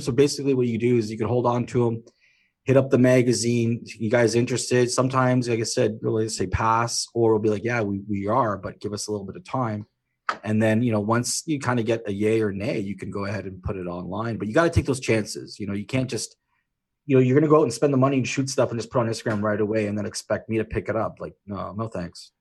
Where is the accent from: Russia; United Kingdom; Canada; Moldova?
Canada; being Canadian